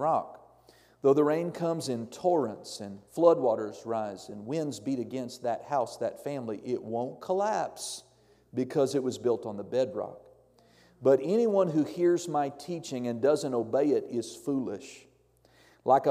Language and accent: English; Norman, Oklahoma, United States; moved away; I grew up in Norman, Oklahoma, which is about 20 miles south of Oklahoma City